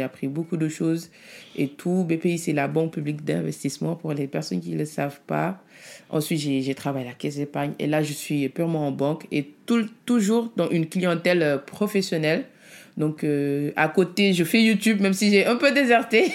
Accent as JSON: {"language": "French", "country": "Senegal", "tie": "born or raised there", "also_born_or_lived": "Italy", "moved": "yes", "said": "Je suis née en Italie, je suis venue, euh, je suis partie au Sénégal à l'âge de 3 ans avec mes parents"}